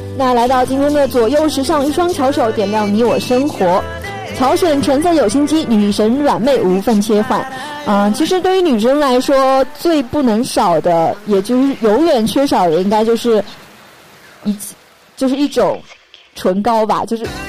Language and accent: Chinese; China; 我们中国人